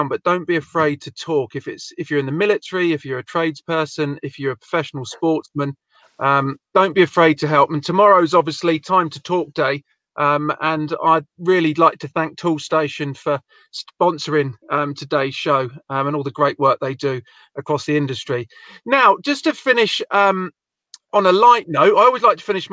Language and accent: English; Wales, United Kingdom; Being a Welshman